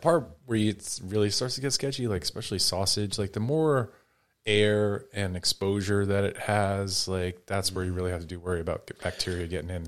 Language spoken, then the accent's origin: English; just outside New York City, United States; I grew up just outside New York City